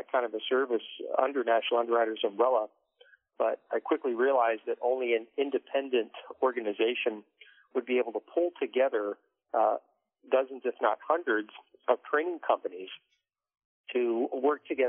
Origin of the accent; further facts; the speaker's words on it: D.C., Maryland outskirts of Washington, United States; moved away as an adult; also born or lived in North Texas / northern Kentucky; grew up in the Maryland outskirts of Washington, D.C.